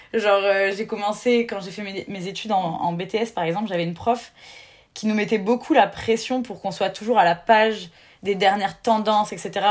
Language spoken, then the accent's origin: French; near Bordeaux, Nouvelle-Aquitaine, France; moved away as an adult; also born or lived in Marseille; Je viens d'à côté de Bordeaux